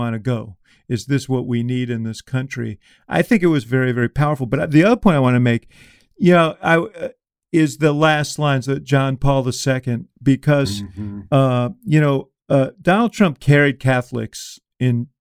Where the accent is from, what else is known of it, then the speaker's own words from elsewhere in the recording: Chicago, Illinois, United States; I come from Chicago